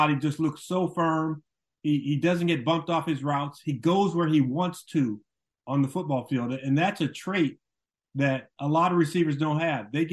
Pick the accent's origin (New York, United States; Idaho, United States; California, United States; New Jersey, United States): California, United States; I'm from California